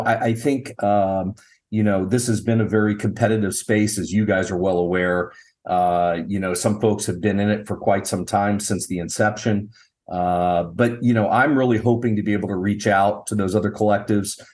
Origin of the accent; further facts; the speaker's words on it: Dayton, Ohio, United States; I was born and raised in Dayton, Ohio